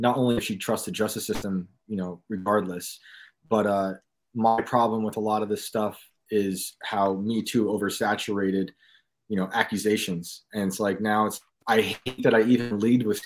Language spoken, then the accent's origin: English; New York, United States; in my town where I grew up in New York.